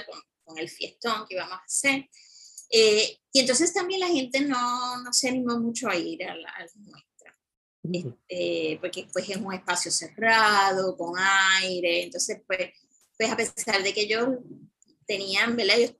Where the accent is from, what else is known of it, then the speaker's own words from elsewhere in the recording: San Juan, Puerto Rico; yo me crié en Cupey